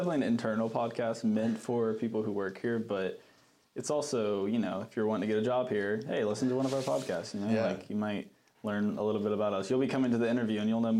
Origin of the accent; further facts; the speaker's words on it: Burlington, North Carolina, United States; also born or lived in Boone, North Carolina; now in Charlotte, United States; I'm from Burlington, North Carolina. I went to App State.